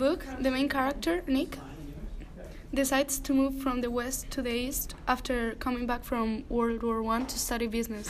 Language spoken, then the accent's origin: English; Spain; moved away; I'm 15 too, and I'm from Spain.